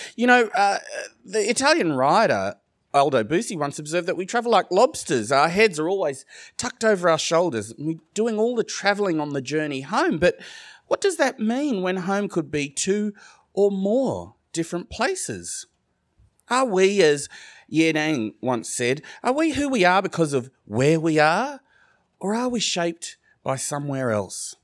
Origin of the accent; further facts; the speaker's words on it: Sydney, New South Wales, Australia; accent: Australian; I grew up in Australia